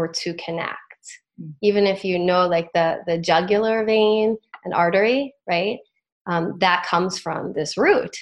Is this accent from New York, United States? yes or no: yes; the Catskills, New York, United States; growing up in the Catskills at these different retreats